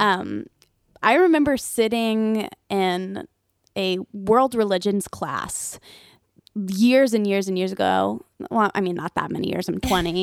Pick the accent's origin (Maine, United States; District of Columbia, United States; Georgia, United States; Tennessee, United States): Tennessee, United States; Nashville; I'm born and raised in Nashville